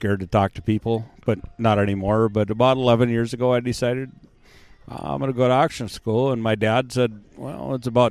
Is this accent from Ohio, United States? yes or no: no; Minot, North Dakota, United States; I grew up in Minot